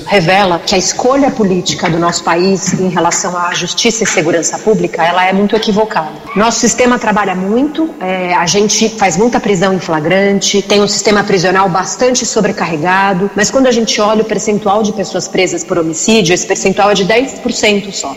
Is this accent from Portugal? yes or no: no; Brazil; No nosso país, no Brasil